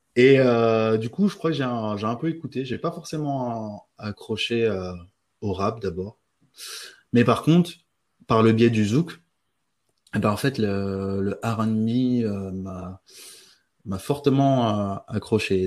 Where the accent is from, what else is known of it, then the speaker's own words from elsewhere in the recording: French Guiana; j'ai grandi en Guyane française